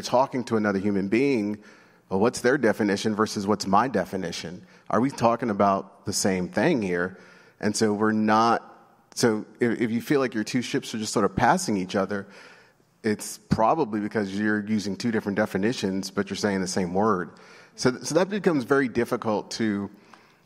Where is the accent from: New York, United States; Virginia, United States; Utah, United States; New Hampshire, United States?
New York, United States; New York City; I grew up in New York City